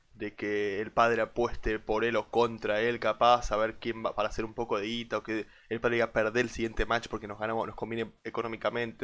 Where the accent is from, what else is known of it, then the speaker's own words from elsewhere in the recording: Argentina; como argentino